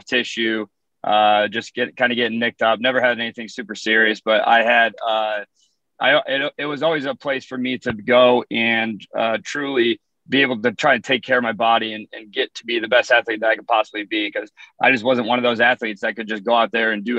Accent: Cherokee, Iowa, United States; moved away as an adult; also born or lived in Louisiana / Houston; now in Clarksville, United States; Originally from a small town in northwest Iowa called Cherokee

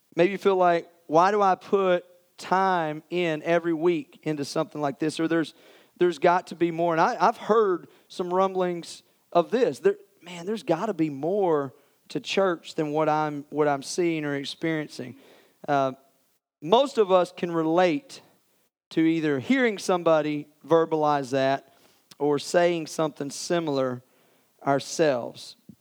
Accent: Morristown, Tennessee, United States; I grew up in Morristown, went to West Elementary

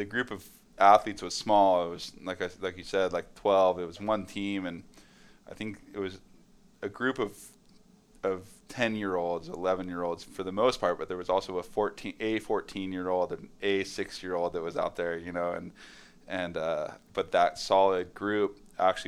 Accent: San Clemente, California, United States; also born or lived in Los Angeles; San Clemente now it's not a small town. That's, you know, 65,000 people

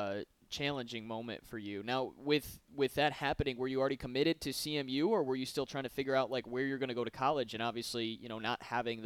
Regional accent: Lansing, Michigan, United States; I grew up in Lansing playing for TNT Dynamite.

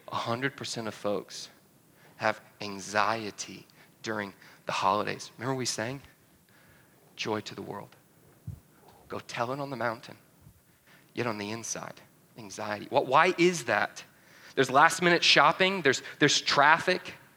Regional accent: North Georgia, United States; moved away; My family, originally, I'm from North Georgia

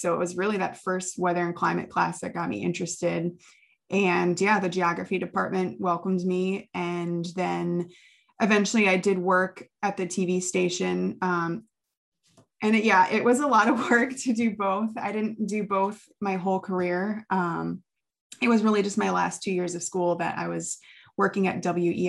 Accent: Chicago, Illinois, United States; moved away as an adult; also born or lived in Lubbock, Texas / Plattsburgh, New York; now in Plattsburgh area, United States; we're both from the Midwest, actually. He's from Minnesota. I'm from the Chicagoland area.

